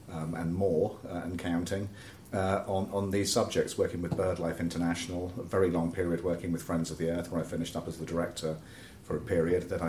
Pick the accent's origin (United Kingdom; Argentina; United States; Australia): United Kingdom; Oxford, South East England; I grew up in Oxford